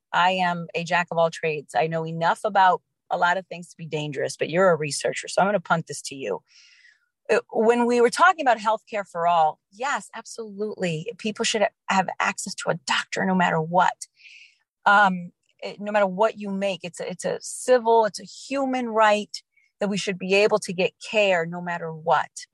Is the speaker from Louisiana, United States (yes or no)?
yes; New Orleans, Louisiana, United States; I grew up in New Orleans.